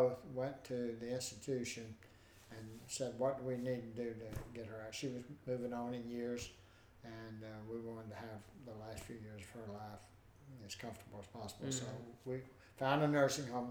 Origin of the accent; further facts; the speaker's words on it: Pensacola, Florida, United States; Pensacola, Florida